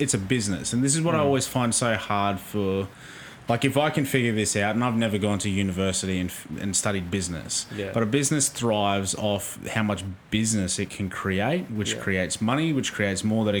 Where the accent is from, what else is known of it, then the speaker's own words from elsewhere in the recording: Australia; as an Aussie and a Wallaby supporter